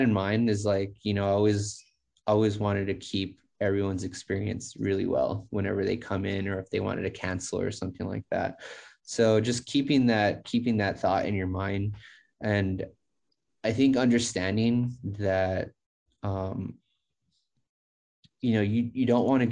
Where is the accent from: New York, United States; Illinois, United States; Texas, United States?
Texas, United States; El Paso; the club's in Hobbs, New Mexico, but I'm actually from El Paso, Texas.